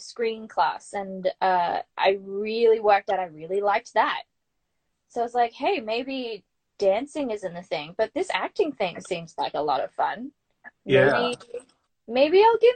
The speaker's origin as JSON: {"language": "English", "town": "Brisbane", "region": "Queensland", "country": "Australia", "tie": "born or raised there", "also_born_or_lived": "New York City", "moved": "as an adult", "said": "I grew up in Brisbane"}